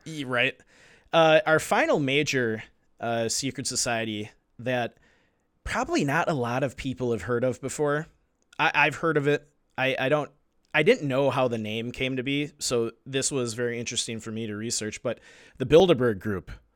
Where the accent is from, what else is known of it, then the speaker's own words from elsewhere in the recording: United States; I'm an American